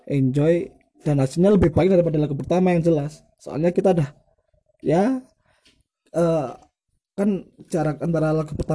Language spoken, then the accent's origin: Indonesian; Surabaya, East Java, Indonesia; kalau di kota saya sendiri utama Surabaya dulu belum ada yang tag drum langsung ya ada cuma mahal tapi kan kita kan cuma budget anak SMA lah